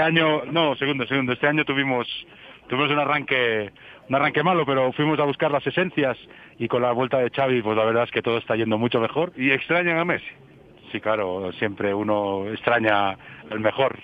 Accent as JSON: {"language": "Spanish", "town": "Lleida", "region": "Catalonia", "country": "Spain", "said": "soy de Lleida, de, de una provincia que es anexa."}